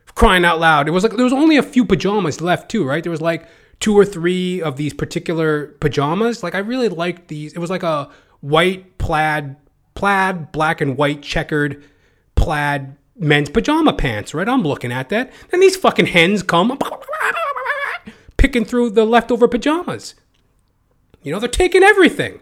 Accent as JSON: {"language": "English", "country": "Canada", "said": "I'm a Canadian"}